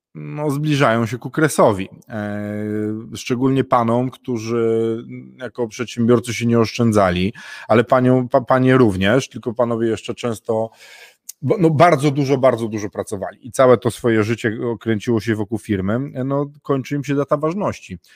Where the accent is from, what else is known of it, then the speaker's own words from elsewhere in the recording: northern Poland, Poland; ja jestem z północy, północ Polski bliżej Wikingów